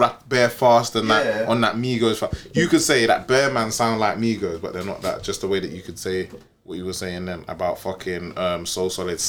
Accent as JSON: {"language": "English", "region": "England", "country": "United Kingdom", "said": "they work out that I'm from England."}